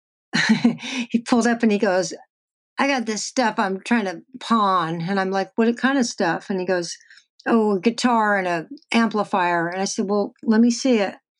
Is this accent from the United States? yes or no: yes; Texas, United States; moved away; I'm from Texas